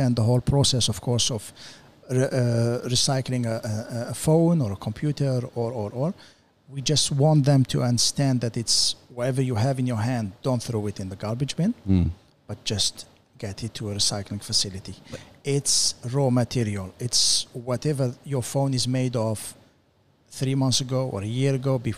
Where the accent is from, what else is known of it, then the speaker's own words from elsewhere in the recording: Amsterdam, North Holland, Netherlands; moved away as an adult; also born or lived in UAE; now in United Arab Emirates; I'm from Amsterdam. Been here in the UAE for the last 14 years